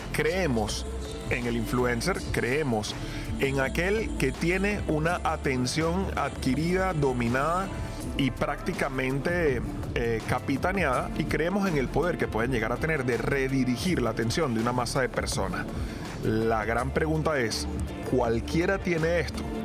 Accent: Venezuela; moved away; venimos de Venezuela

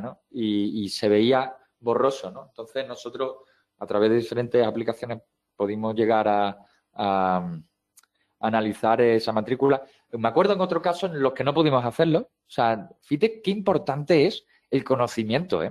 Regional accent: Seville, Andalusia, Spain; soy de Sevilla

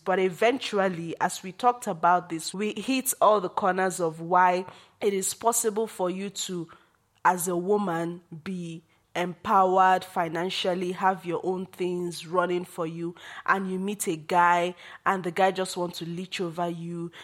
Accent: Nigeria; as a Nigerian woman

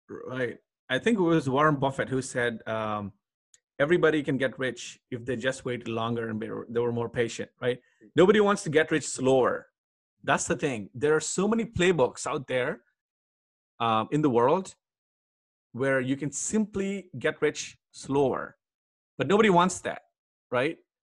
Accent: Hyderabad, Telangana, India; I grew up in India in Hyderabad.

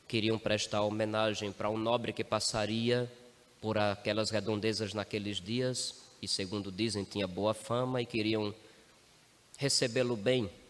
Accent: Ibimirim, Pernambuco, Brazil; onde eu cresci, lá no sertão de Pernambuco, numa cidadezinha chamada Ibimirim, padroeiro era Santo Antônio.

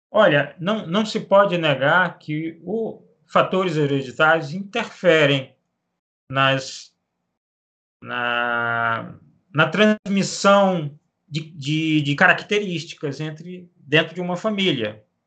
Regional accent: Macapá, Amapá, Brazil; Eu sou natural de, de Macapá, no Amapá, nasci aqui, na, nesta cidade do norte, do extremo norte do país

